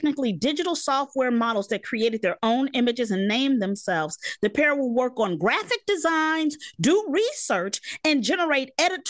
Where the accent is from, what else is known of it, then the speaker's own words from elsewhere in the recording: United States; That's the thing about being American.